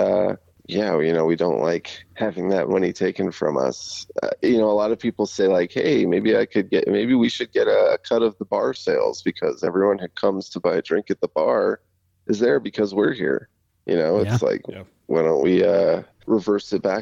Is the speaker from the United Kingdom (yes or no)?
no; United States; this is, you know, our home country.